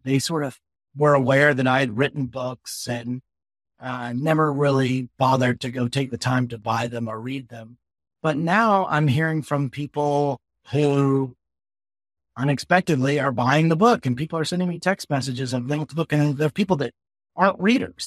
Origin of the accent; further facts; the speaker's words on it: the South, United States; I'm a Southerner